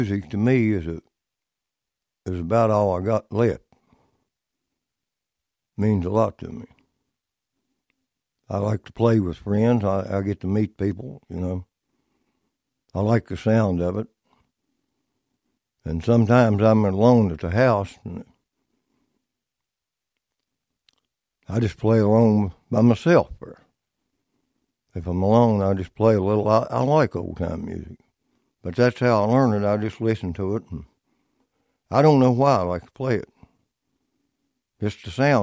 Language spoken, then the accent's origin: English; Cane Branch, United States; also born or lived in Emmons; I was born and stayed in Cane Branch in 1936. And I moved out on the river at Emmons, there, Cold River. And I still live there in that old board shack